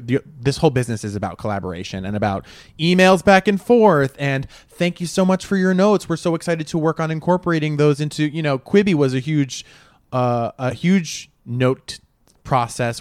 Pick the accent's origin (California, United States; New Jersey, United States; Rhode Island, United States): Rhode Island, United States; moved away as an adult; now in New York City, United States; I grew up in Rhode Island